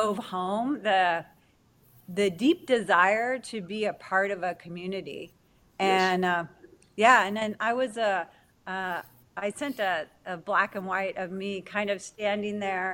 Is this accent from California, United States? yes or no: yes; West Covina, California, United States; I grew up in West Covina